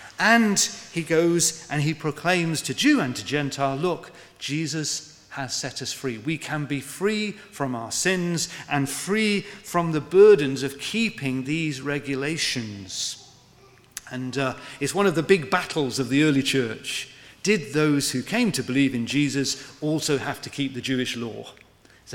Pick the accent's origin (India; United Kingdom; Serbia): United Kingdom; we're British